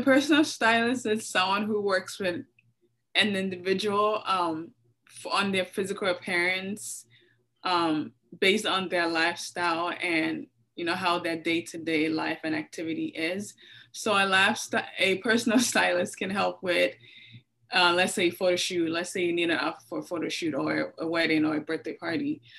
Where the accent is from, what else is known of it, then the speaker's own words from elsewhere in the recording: Lagos, Nigeria; I grew up in Lagos, Nigeria.